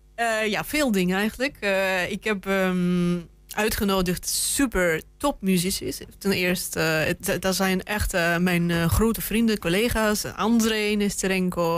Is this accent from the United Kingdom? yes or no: no; Russia; moved away; ik ben zelf Rus